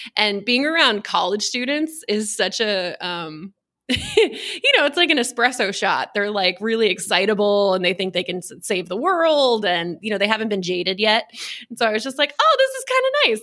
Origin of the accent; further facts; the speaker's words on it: Texas, United States; born and raised in Texas